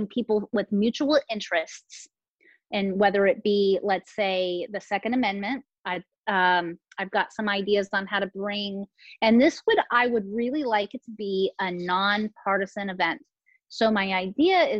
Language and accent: English; San Diego, California, United States; also born or lived in Placer County, California; I grew up in San Diego with a military family